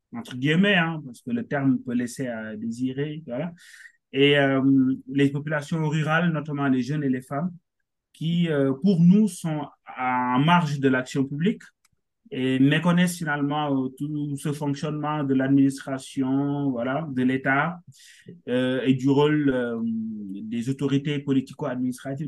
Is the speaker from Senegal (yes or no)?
yes; Senegal; moved away as an adult; also born or lived in Dakar; now in France; je suis sénégalais, hein, euh, naturalisé français dernièrement. Mm-hmm. je suis arrivé en France en 2016 dans le cadre de mes études.